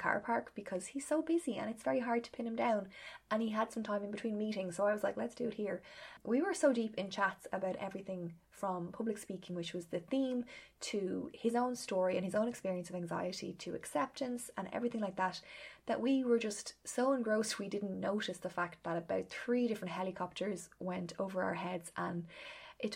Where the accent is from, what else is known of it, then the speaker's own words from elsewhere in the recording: Ireland; being Irish